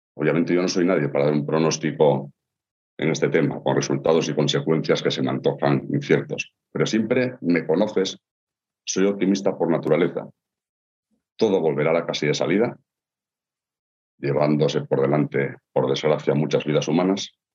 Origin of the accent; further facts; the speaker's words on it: Asturias, Spain; como asturianos que somos